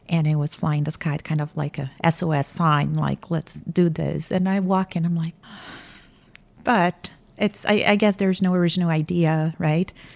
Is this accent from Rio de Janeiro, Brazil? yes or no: no; Campinas, São Paulo, Brazil; born or raised there; moved away as an adult; now in Atlanta, United States